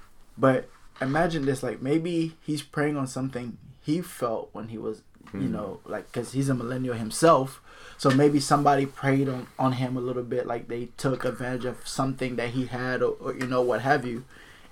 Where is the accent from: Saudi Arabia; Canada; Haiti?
Haiti; moved away; also born or lived in United States; I am Haitian, full-blown Haitian. Mm-hmm. I was born in the U.S., but I grew up in Haiti